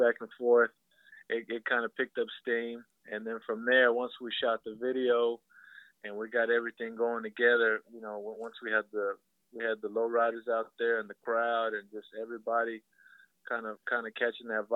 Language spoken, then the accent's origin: English; West Texas, United States; now in Dallas, United States; I'm originally from West Texas, so that's where some of my roots come from